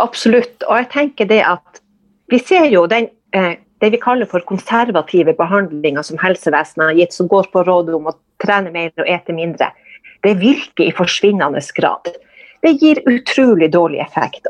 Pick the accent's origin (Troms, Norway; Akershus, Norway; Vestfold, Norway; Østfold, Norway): Troms, Norway; Kåfjord; accent: northern Norwegian; also born or lived in Lambertseter, Oslo; now in Tromsø, Norway; jeg er oppvokst i Nord-Troms, i Kåfjord, som er en sjøsamisk